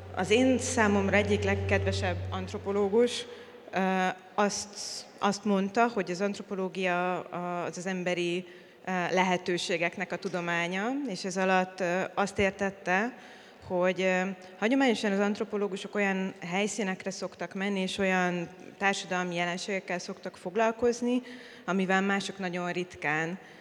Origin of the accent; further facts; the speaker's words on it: Hungary; magyar vagyok, és a rendszerváltás pillanatában kezdtem el élni